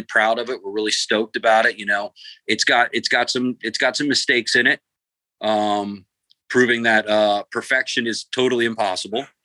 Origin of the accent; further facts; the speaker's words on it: Columbia, Maryland, United States; now in Los Angeles, United States; I grew up in Columbia, Maryland, which is like Soccer Town USA.